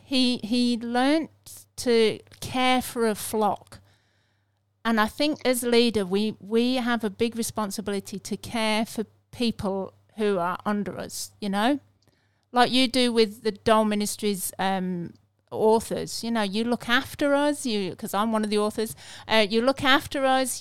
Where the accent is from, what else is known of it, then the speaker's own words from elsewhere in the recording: England, United Kingdom; I'm English